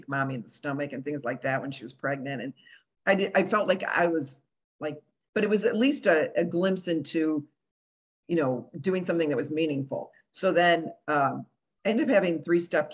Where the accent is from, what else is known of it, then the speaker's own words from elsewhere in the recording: Chicago, Illinois, United States; also born or lived in Cuba / Romeoville / Country Club Hills / Boston; I'm from Chicago